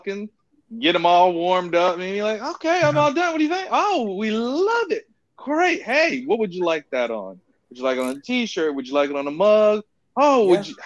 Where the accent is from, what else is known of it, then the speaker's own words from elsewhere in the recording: Richmond, Virginia, United States; I'm from Richmond, Virginia